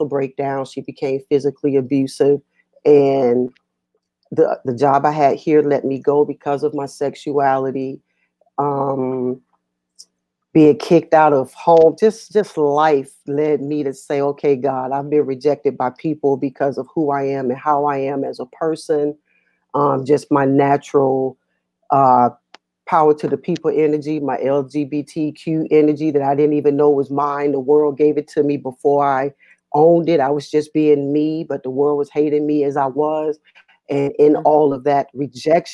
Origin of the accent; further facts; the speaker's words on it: Atlanta, Georgia, United States; now in Virginia, United States; I am from Atlanta, Georgia, forever